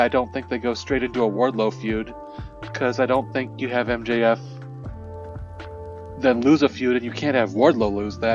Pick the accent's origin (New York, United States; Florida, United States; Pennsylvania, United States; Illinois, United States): Illinois, United States; Chicago; I'm from Chicago